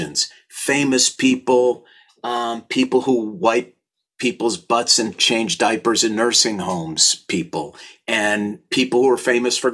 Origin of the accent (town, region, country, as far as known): St. Louis Park, Minnesota, United States; born or raised there